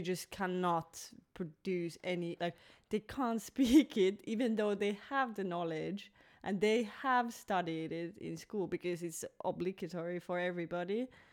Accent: Finland; moved away as an adult; also born or lived in Belgium; I was born in Finland, but I also lived abroad uh, almost five years. I was living in Belgium

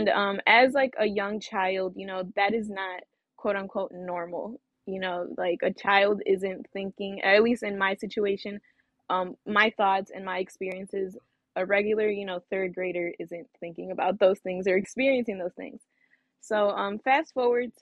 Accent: Griffith, Indiana, United States; also born or lived in East Chicago, Indiana / West Lafayette, Indiana; I'm originally from Northwest Indiana. I'm from East Chicago, to be specific. I moved to Griffith at a young age, and I went to Griffith High School

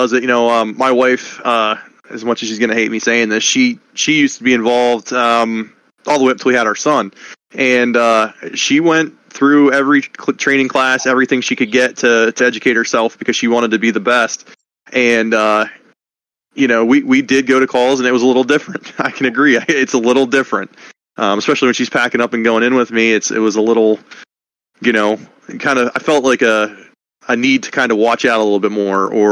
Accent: Roulette, Pennsylvania, United States; also born or lived in Northern Dauphin County, Pennsylvania; now in Dauphin County, United States; I'm from Rowlett in Potter County and I'm living now in Northern Dauphin County

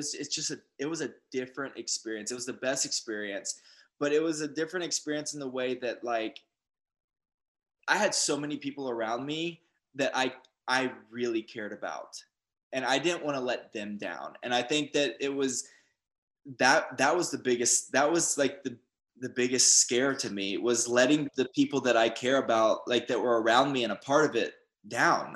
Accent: Atlanta, Georgia, United States; moved away as an adult; also born or lived in Los Angeles, United States; I was raised in Atlanta

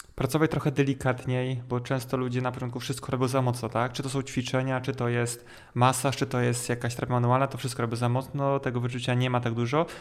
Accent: Poland; Ja mówię, no ogólnie jakby połowa drogi pomiędzy Warszawą i Mustokiem

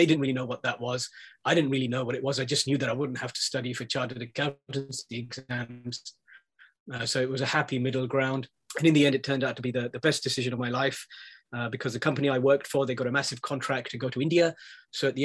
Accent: London, United Kingdom; I was born in London, I grew up here

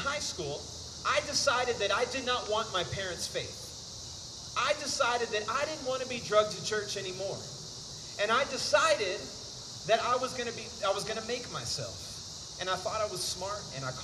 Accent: Houston, Texas, United States; moved away as an adult; I'm originally from Houston, Texas. Grew up in the big city.

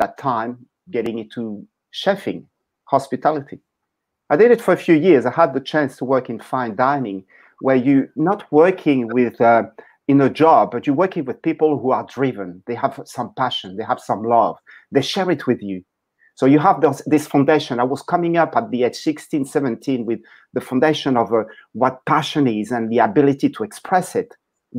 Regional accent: Paris, Île-de-France, France; moved away; I was born in Paris, in France

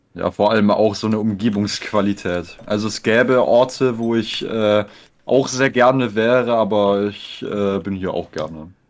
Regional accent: Konstanz, Baden-Württemberg, Germany; Mein Geburtsort ist das Krankenhaus Konstanz. Und da habe ich mich auch nicht aus einem äh, also wohn, wohnlich habe ich mich da jetzt nicht aus einem 20 Kilometer Radius bisher wegbewegt

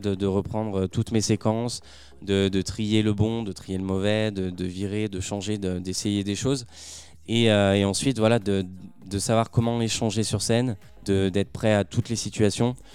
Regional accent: Saint-Étienne, Auvergne-Rhône-Alpes, France; moved away as an adult; now in Paris, France; Alors, de base, je suis stéphanois, je, suis né à Saint-Étienne et ça fait un an et demi maintenant que j'habite à Paris

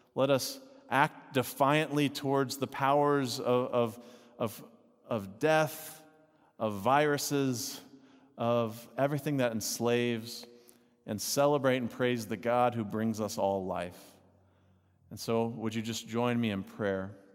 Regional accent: Texas, United States; I grew up in Texas

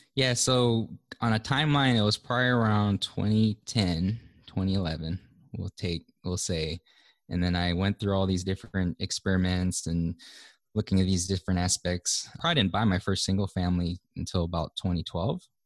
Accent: Hawaii, United States; moved away as an adult; grew up and was, was born and raised in Hawaii

